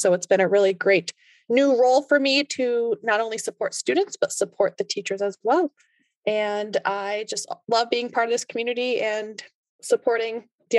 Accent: Wilbraham, Massachusetts, United States; I'm from Wilbraham, Massachusetts, which is the hometown of Friendly's Ice Cream. It's out by Springfield, so like the western part of the state.

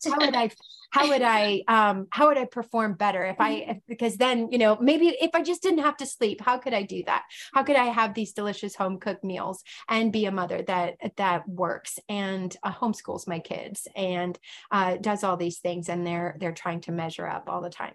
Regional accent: Pennsylvania, United States; moved away as an adult; also born or lived in Stockton, California; I grew up in Pennsylvania as a home missionary kid

